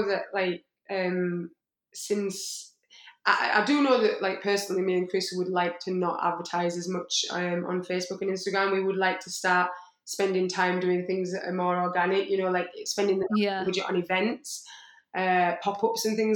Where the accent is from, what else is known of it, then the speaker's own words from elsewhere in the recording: Yorkshire and the Humber, United Kingdom; I'm from Yorkshire